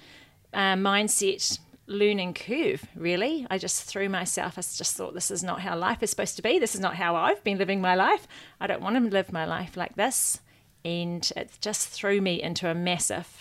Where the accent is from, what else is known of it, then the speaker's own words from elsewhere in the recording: Waikato, New Zealand; also born or lived in Hamilton, New Zealand / London, United Kingdom; I grew up in the Waikato, left school, went to Hamilton